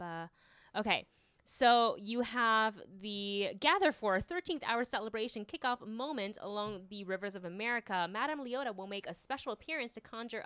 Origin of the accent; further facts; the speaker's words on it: Taiwan; now in United States; I'm Taiwanese and I grew up in Taiwan